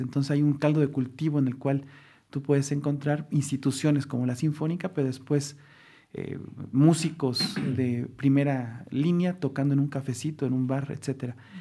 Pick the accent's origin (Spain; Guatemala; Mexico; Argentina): Mexico; Mexico City; also born or lived in Xalapa, Veracruz; now in Coatepec, Mexico; yo nací en la Ciudad de México, yo nací en el centro de la Ciudad de México y mis padres son de la Ciudad de México